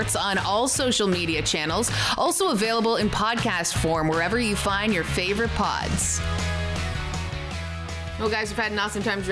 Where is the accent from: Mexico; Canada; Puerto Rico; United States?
Canada; Now I'm Canadian.